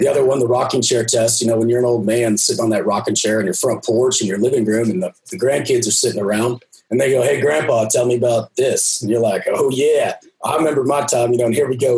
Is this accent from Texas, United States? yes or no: yes; Texas, United States; I'm from Texas